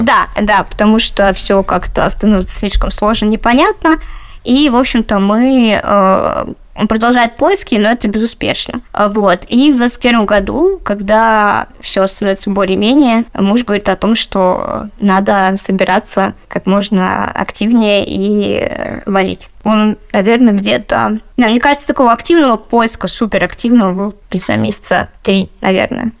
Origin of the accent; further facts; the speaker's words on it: Melitopol, Zaporizhzhia Oblast, Ukraine; moved away as an adult; also born or lived in Lipetsk, Russia / Moscow, Russia; now in Berlin, Germany; я э, родом из Украины и переехала в Россию, когда мне было 23